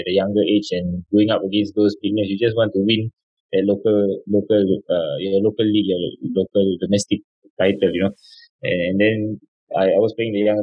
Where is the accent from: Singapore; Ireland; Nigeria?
Singapore; moved away as an adult; also born or lived in Malaysia; as a young boy as a Singaporean uh, boy